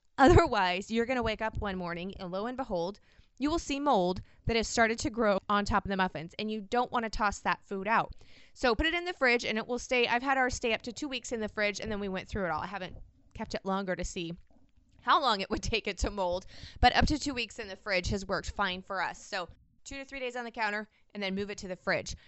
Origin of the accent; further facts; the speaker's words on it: Washington, United States; I'm from the Pacific Northwest in Washington